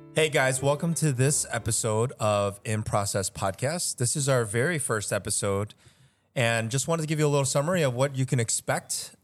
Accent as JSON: {"language": "English", "town": "Chicago", "region": "Illinois", "country": "United States", "tie": "born or raised there", "also_born_or_lived": "Seoul, South Korea", "said": "I was born in Seoul and have been living here in Chicago pretty much my entire life"}